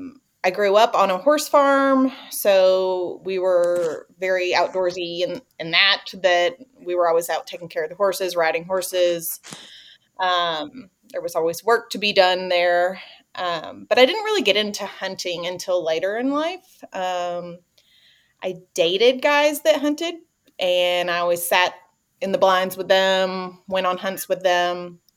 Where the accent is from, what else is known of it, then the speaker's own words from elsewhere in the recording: Tennessee, United States; So for me, I grew up right outside of the Smokies in East Tennessee.